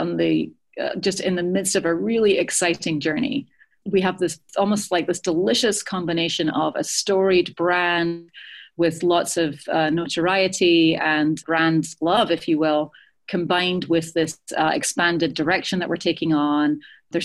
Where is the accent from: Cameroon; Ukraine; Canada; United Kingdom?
United Kingdom; Edinburgh, Scotland; moved away; Edinburgh is my hometown